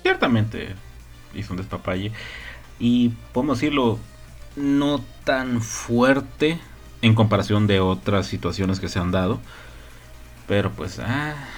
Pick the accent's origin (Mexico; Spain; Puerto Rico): Mexico; Somos mexicanos